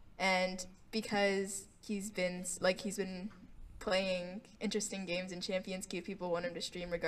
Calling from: Orlando, Florida, United States; I'm in Orlando, Florida right now.

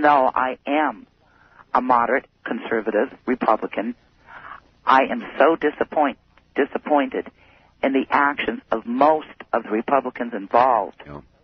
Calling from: Fairbanks, Alaska, United States; I'm calling from Fairbanks

